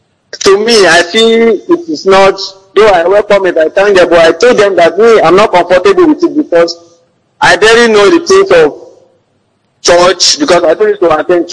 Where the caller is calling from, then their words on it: Oyo, Nigeria; I'm calling from Oyo, sir.